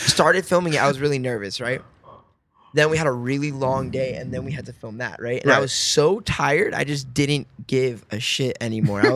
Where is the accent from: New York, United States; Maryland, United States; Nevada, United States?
Nevada, United States; Las Vegas; I born and raised in Las Vegas